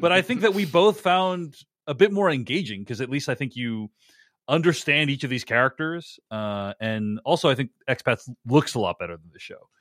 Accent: Boston, Massachusetts, United States; I grew up in and around Boston.

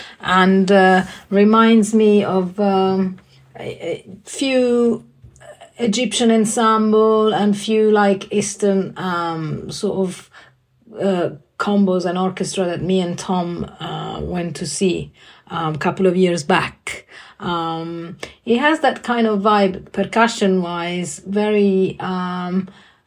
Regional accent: Italy; now in London, United Kingdom; I live in London. I'm originally from Italy

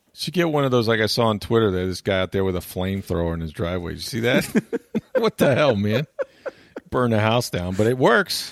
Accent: Florida, United States; growing up in Florida, like you take the good with the bad

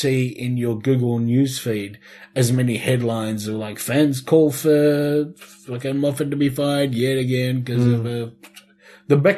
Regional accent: Ballarat, Victoria, Australia; my hometown of Ballarat

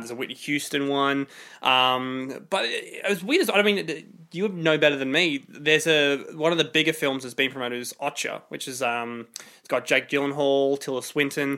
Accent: Sydney, New South Wales, Australia; we're from Sydney

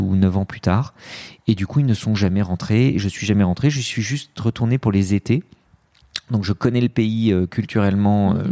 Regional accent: France; also born or lived in Lebanon; Je suis né au Liban, mais euh, je suis arrivé en France très très vite

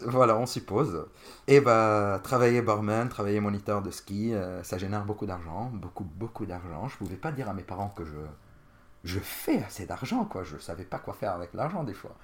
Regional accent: Jounieh, Keserwan-Jbeil, Lebanon; moved away as an adult; also born or lived in Bordeaux, France; now in Paris, France; je suis originaire, je suis né au Liban, d'une ville qui s'appelle Jounier, Et bah, j'ai vécu jusqu'à mes 25 ans au Liban

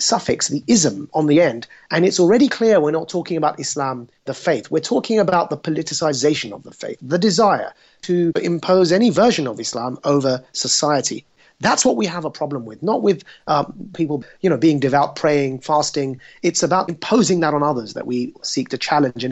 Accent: United Kingdom; I was born and raised in the United Kingdom

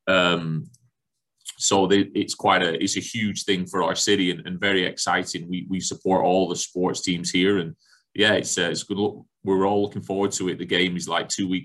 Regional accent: Darwen, North West England, United Kingdom; now in Cincinnati, United States; I'm from Darwen in England, which is just outside, right next to Blackburn in the northwest of England.

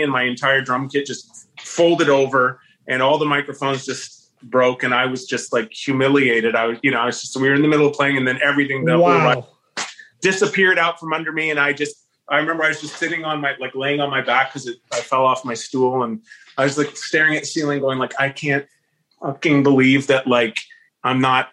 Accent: Pickering, Ontario, Canada; I was from Pickering.

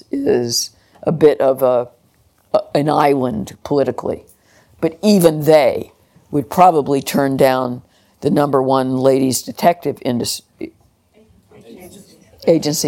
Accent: Gastonia, North Carolina, United States; moved away as an adult; also born or lived in Belfast; I was born in the United States in a little town called Gastonia in North Carolina

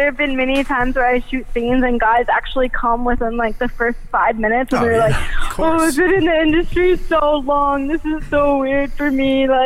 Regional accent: East Coast, United States; moved away; I grew up on the East Coast

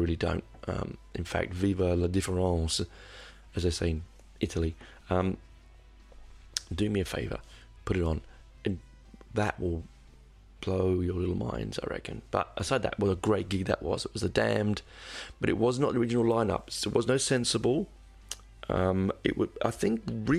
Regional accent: United Kingdom; being British

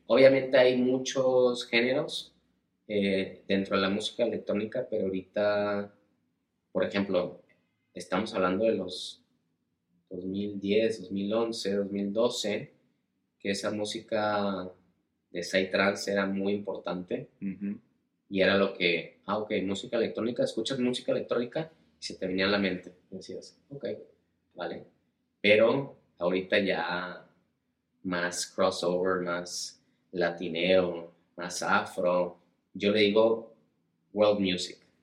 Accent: El Paso, Texas, United States; moved away as an adult; also born or lived in Ciudad Juárez, Mexico / Ibiza, Spain; Nací en El Paso, Texas, en la frontera

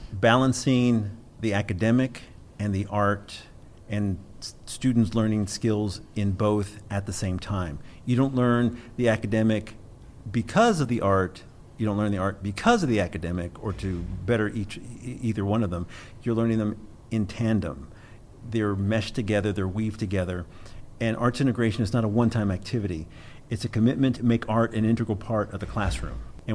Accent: Keller, Texas, United States; I'm from Keller, Texas, which is in the Dallas-Fort Worth area.

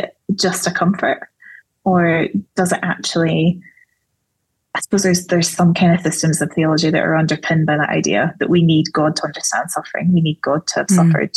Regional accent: Scotland, United Kingdom; I'm Scottish

